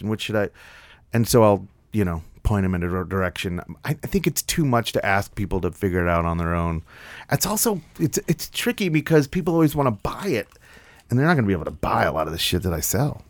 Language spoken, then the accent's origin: English; New York City, New York, United States; now in Nashville, United States; I grew up in New York